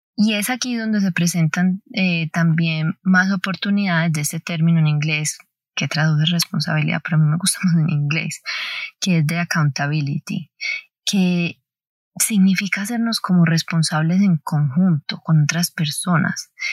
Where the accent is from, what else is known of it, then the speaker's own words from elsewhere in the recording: Colombia; nací el 16 de diciembre, etc. no, soy de Colombia